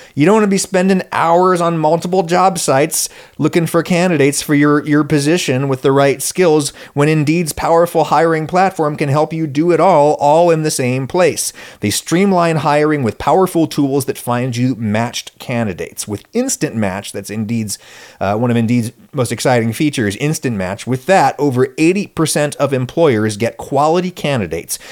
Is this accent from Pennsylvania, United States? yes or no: yes; State College, Pennsylvania, United States; born or raised there